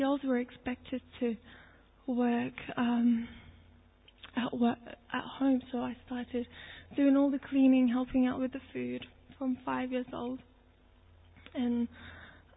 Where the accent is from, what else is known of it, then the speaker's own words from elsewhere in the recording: Turkey; moved away; I'm Turkish. I was born in Turkey